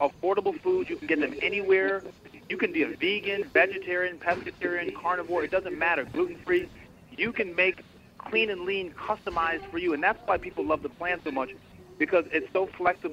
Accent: Fairfield County, Connecticut, United States; moved away; also born or lived in Boston / New York; I actually grew up in Connecticut

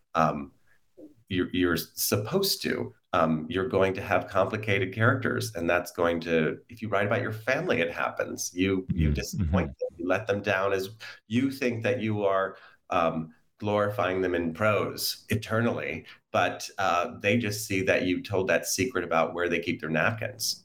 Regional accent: United States; I'm an American

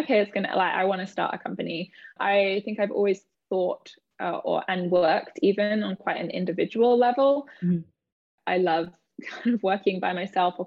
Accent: United Kingdom; moved away as an adult; also born or lived in London; now in New York, United States; I'm British, obviously. I live in New York. I moved here about 6 years ago

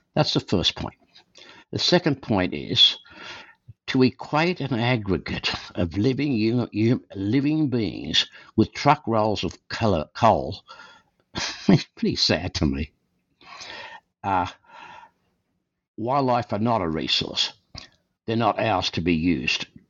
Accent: Australia; moved away as an adult; also born or lived in Calgary, Canada; now in Canada; Born and raised in Australia, I came to Canada in 1963

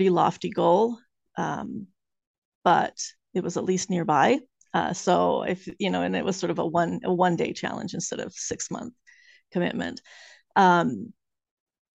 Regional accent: the West, United States; moved away as an adult; now in Salem, United States; I grew up in the West, and my husband and I moved out here

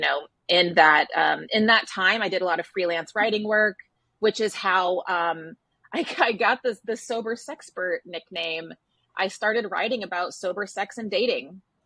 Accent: Texas, United States; moved away as an adult; now in New York, United States; I grew up in Texas and I moved to New York, which is where I still live

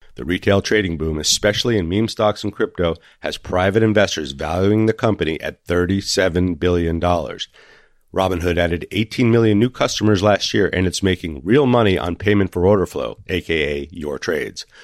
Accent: Santa Fe, New Mexico, United States; Santa Fe, New Mexico, my hometown

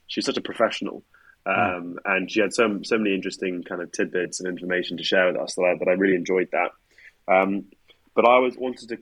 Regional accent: London, United Kingdom; also born or lived in Brazil; Born in Brazil. Born in Brazil, raised in Putney.

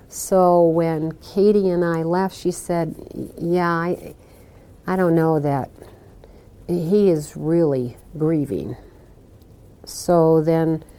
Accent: Iowa, United States; I'm from Iowa

